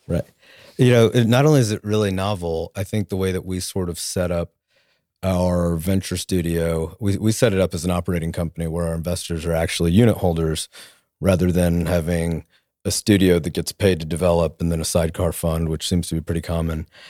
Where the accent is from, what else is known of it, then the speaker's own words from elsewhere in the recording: Tulsa, Oklahoma, United States; also born or lived in New Orleans / Washington, D.C.; I'm from Tulsa. I grew up here